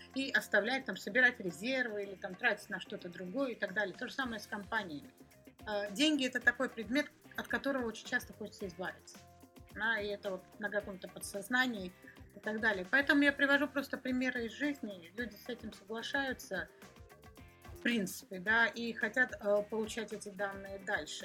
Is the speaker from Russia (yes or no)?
no; Georgia; я сама из Грузии